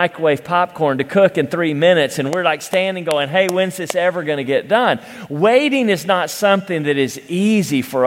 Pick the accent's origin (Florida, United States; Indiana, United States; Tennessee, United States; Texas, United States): Tennessee, United States; Cleveland; I grew up in Cleveland, Tennessee